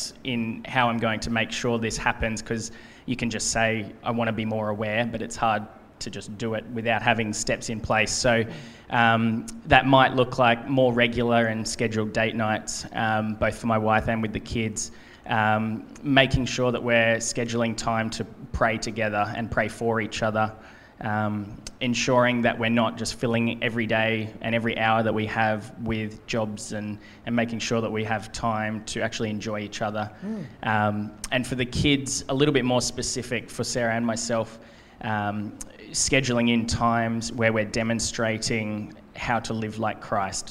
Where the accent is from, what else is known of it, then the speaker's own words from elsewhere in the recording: Gold Coast, Queensland, Australia; also born or lived in United States; On the Gold Coast. I was born here, raised here.